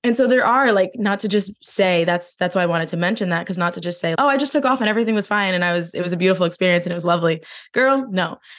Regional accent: New Jersey, United States; moved away; I'm originally from New Jersey

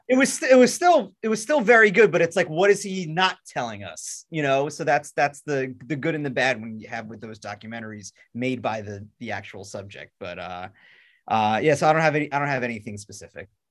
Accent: Long Island, New York, United States; I'm from Long Island

